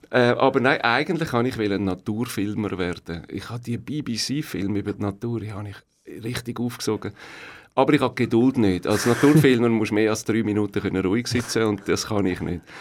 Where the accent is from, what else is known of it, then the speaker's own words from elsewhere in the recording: Leeds, Yorkshire and the Humber, United Kingdom; born there; German is a second language; also born or lived in Belgium; Geboren in Leeds, das ist ähm, Nordengland, in dem Kohlegürtel und Stahlgürtel. Oben, oh, äh. oben Eigentlich oben in der Mitte von, von England. Und ähm, aufgewachsen dann äh, im ersten halben Jahr an verschiedenen Orten. Wir sind dann in Belgien, gewesen